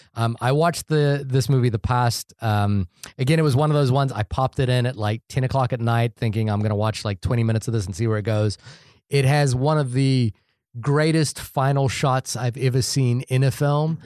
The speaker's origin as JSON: {"language": "English", "country": "New Zealand", "tie": "born or raised there"}